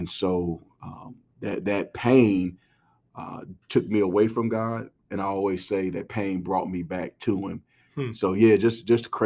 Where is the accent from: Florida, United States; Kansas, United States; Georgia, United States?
Georgia, United States; College Park; I grew up in College Park, right by the airport, Hartsfield International Airport in Atlanta